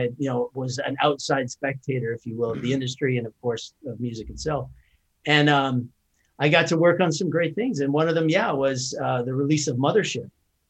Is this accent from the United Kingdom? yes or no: no; Canada; accent: Canadian; moved away as an adult; now in United States; I'm born and raised in Canada. I came down to the U.S. late 90s, so I'm a U.S. citizen.